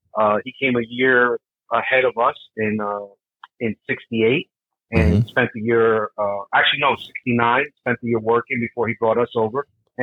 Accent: Hackensack, New Jersey, United States; also born or lived in Barranquilla, Colombia; originally I'm from Columbia, South America. I was born there, but I came over when I was 2 years old to New Jersey and settled in Hackensack, New Jersey in 1970 with my parents. I'm an immigrant, but really all American, you know. Grew up in Hackensack

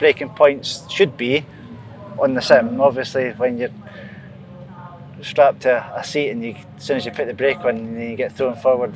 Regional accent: Scotland, United Kingdom; being a Scotsman

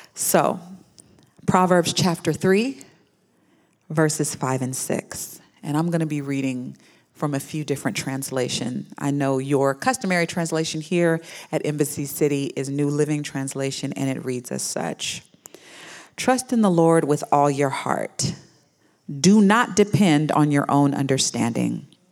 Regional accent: Houston, Texas, United States; I was born in Houston, Texas.

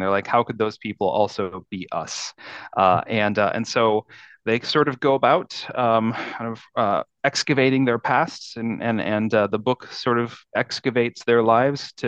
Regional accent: Midwest, United States; moved away; I grew up in the Midwest, in the kind of suburban and rural Midwest.

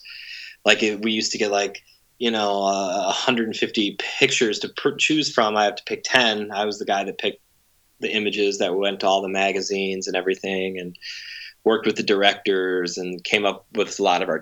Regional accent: Cleveland, Ohio, United States; I'm from Cleveland

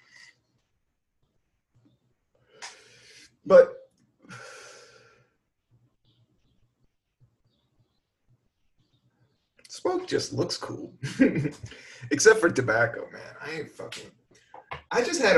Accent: Virginia, United States; also born or lived in Washington, D.C.; now in New York, United States; I'm more of a DC cat. I'm more of a Virginia cat. So, but I just didn't grow up in it

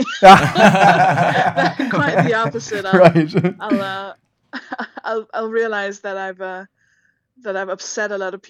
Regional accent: Denmark; English is a second language; I'm just Danish. I'm Scandinavian.

